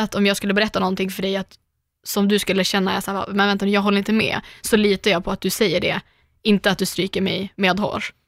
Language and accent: Swedish; Umeå, Västerbotten County, Sweden; moved away; jag naglar hemma i Umeå